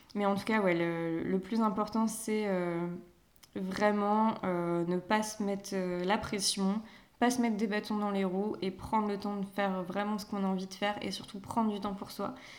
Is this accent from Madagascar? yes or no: no; Paimpol, Brittany, France; moved away; also born or lived in Rennes / Nantes; arrivée à Nantes, parce que même à Rennes, c'est comme si j'étais pas partie de Paimpol